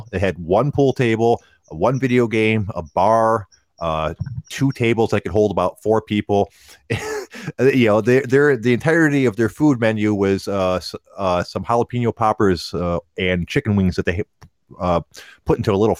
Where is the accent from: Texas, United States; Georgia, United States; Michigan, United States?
Michigan, United States; Detroit; Growing up in Detroit, there's a ton of them.